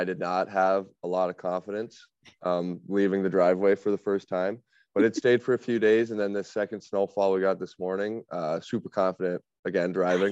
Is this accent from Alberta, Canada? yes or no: yes; Alberta, Canada; moved away; also born or lived in Southern Ontario; growing up in Alberta